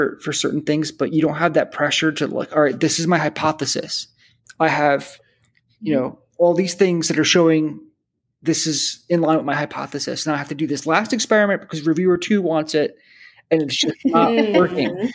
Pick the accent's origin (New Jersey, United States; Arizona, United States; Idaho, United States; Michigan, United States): New Jersey, United States; also born or lived in Boston; I grew up in New Jersey